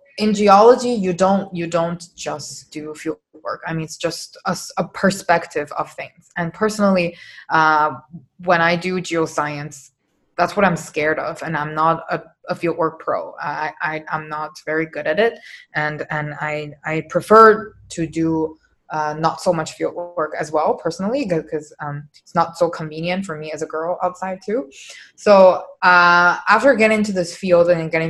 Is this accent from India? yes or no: no; China; English is a second language; also born or lived in Toronto; now in Canada; I did my undergrad in Toronto, but me personally, I'm from China.